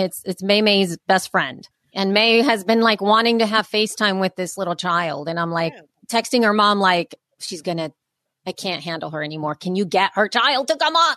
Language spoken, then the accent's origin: English; El Salvador; moved away; when I was growing up in El Salvador and there was a civil war